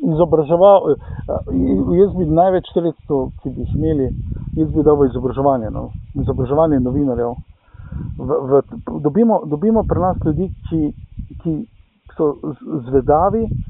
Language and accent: Slovenian; Velenje, Slovenia; sem iz Velenja